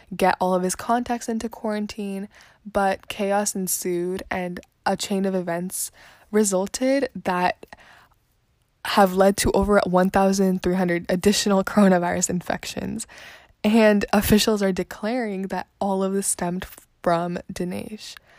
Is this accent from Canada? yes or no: no; India; as an Indian or as a person from India